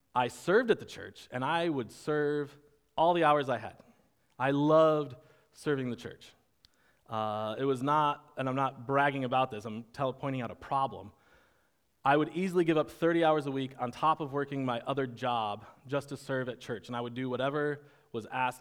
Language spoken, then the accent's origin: English; United States